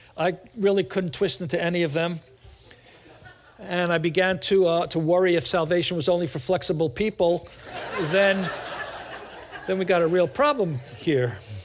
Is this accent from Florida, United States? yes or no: no; New York City, New York, United States; moved away; I'm from New York, Brooklyn, New York. And uh, when I go back there or meet other people from New York, I start talking like this